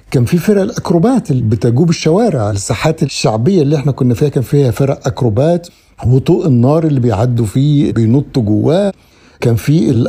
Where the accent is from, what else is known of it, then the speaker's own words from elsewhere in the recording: Alexandria, Alexandria Governorate, Egypt; أنا من مواليد حي اللبان شارع رئيسي شارع السبع بنات المتصل بالمنشية وما بعده إلى الأباري